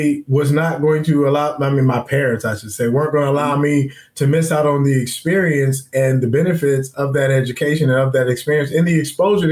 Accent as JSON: {"language": "English", "town": "Forest Park", "region": "Ohio", "country": "United States", "said": "I'm from Forest Park"}